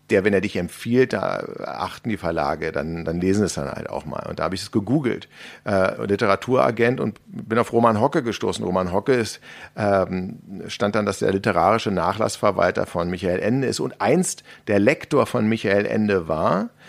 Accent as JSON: {"language": "German", "region": "Berlin", "country": "Germany", "said": "ich als Berliner, ja, bin ja jetzt mit Freizeitparks in meiner Umgebung nicht so wahnsinnig gesegnet."}